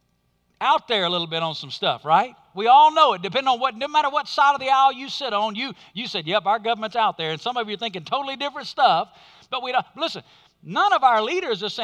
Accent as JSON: {"language": "English", "country": "United States", "said": "As Americans"}